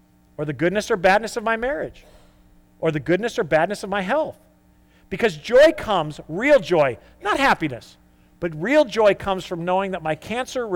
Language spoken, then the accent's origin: English; United States; we are type A American